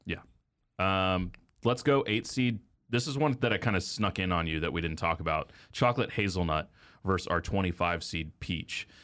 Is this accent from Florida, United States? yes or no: no; Texas, United States; now in Kansas City, United States; we grew up in Texas, bluebell country.